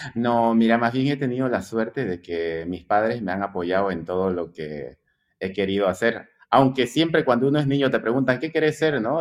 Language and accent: Spanish; Santa Cruz de la Sierra, Santa Cruz, Bolivia; Yo nací en Santa Cruz, sí, exactamente, aquí en Santa Cruz de la Sierra, Bolivia